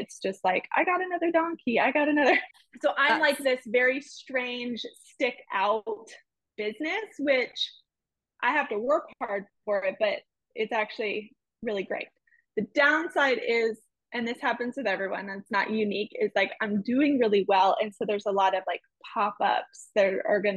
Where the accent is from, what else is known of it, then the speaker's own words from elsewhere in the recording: California, United States; now in Oklahoma, United States; I wasn't going to move home to California